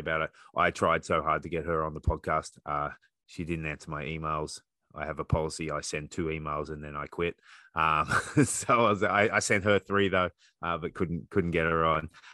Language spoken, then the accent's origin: English; Australia; now in Canada; being an Australian coach in Canada